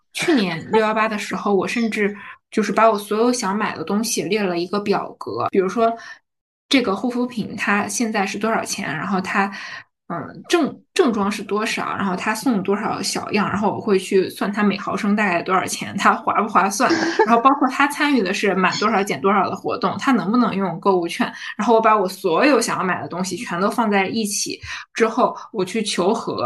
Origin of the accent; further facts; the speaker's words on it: Heilongjiang, China; also born or lived in Harbin; now in Shanghai, China; 我们作为黑龙江人，真的非常喜欢我们黑龙江的豆角和茄子